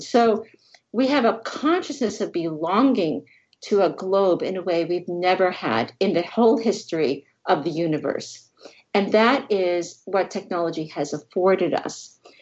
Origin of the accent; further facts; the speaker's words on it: New Jersey, United States; I grew up in New Jersey